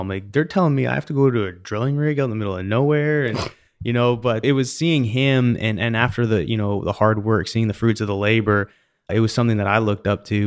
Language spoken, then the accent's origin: English; British Columbia, Canada; now in Houston, United States; I grew up in British Columbia